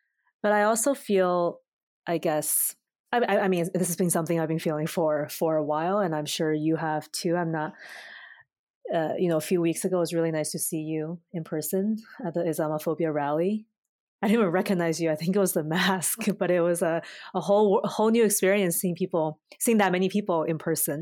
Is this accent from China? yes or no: yes; China; now in Canada; my hometown in China